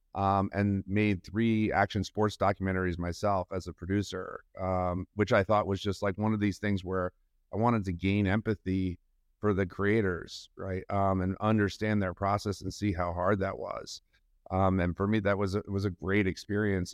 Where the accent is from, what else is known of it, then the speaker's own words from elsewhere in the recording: New York, United States; also born or lived in Massachusetts; I grew up in New York. Um, I uh, grew up outside the city